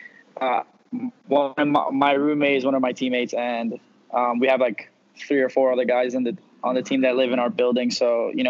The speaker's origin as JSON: {"language": "English", "town": "New York City", "region": "New York", "country": "United States", "tie": "born or raised there", "moved": "as an adult", "lives_now": "Miami, United States", "said": "growing up in Queens"}